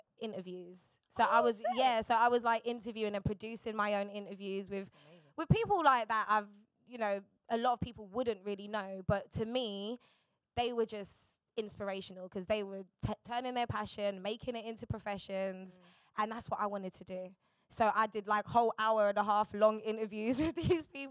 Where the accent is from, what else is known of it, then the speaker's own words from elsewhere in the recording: London, United Kingdom; I'm from South